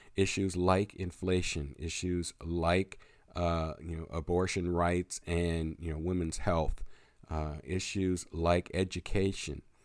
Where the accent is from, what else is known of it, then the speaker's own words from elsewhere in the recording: Pennsylvania, United States; my home state of Pennsylvania